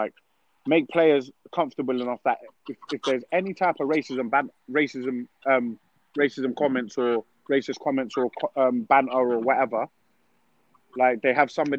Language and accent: English; Peckham, London, United Kingdom; Like I'm from Peckham. Like you don't know.